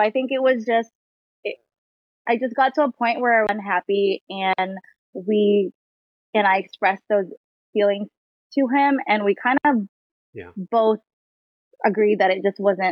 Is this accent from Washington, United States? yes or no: yes; Washington, United States; I'm from Washington, 34 years old